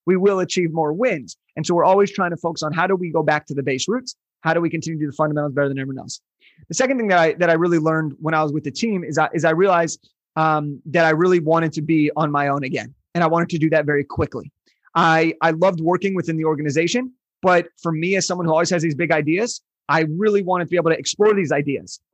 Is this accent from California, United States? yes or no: yes; Southern California, United States; I was born in Southern California